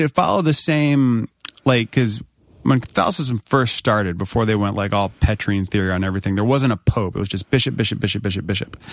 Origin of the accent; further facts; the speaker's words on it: United States; we're Americans.